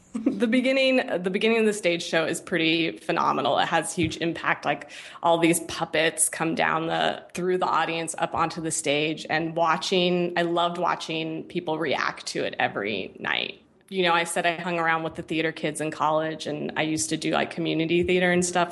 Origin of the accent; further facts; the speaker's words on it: San Francisco Bay Area, California, United States; moved away as an adult; also born or lived in New York; I grew up in the Bay Area, in, in the San Francisco Bay Area